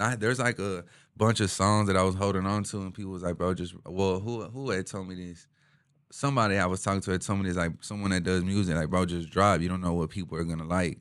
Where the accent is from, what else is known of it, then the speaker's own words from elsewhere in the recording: Houston, Texas, United States; H-Town, born and raised, uh, east side of H-Town